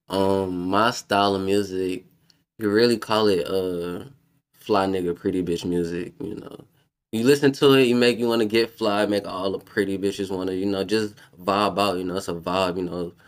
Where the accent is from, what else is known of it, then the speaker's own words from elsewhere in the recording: New Orleans, Louisiana, United States; I'm from New Orleans.